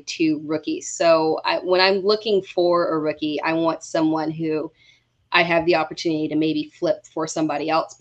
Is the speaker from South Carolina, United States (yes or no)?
yes; South Carolina, United States; we're all from South Carolina